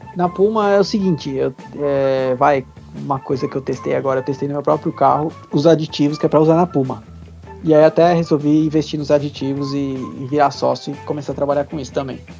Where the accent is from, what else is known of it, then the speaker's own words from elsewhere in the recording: São Paulo, Brazil; eu nasci lá